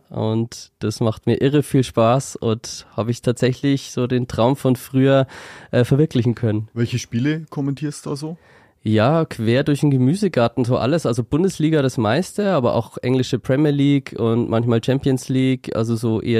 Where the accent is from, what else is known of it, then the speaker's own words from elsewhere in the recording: Schwabach, Bavaria, Germany; also born or lived in Nuremberg; Ja, ich wurde im schönen Nürnberg geboren und bin dort in der Nähe auch aufgewachsen bei Schwabach und bin dort in die Schule gegangen